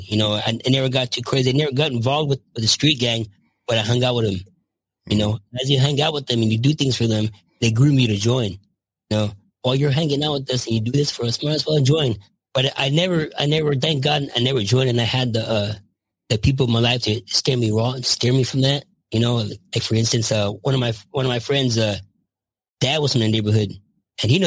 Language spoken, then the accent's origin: English; Los Angeles, California, United States; also born or lived in Michigan; now in Visalia, United States; I grew up in the San Fernando Valley, just a normal kid